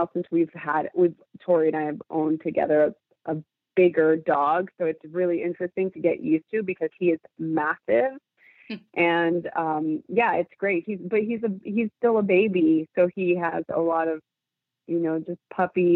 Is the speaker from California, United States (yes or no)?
yes; Los Angeles, California, United States; I grew up in East Los Angeles during the LA riots